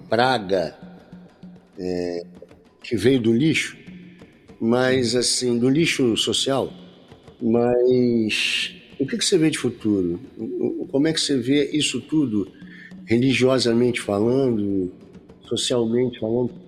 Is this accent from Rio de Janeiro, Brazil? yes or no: yes; Rio de Janeiro, Brazil; now in interior of Rio de Janeiro state, Brazil; eu sou carioca, né? Uhum. sou da cidade do Rio de Janeiro, mas hoje eu moro no interior do Rio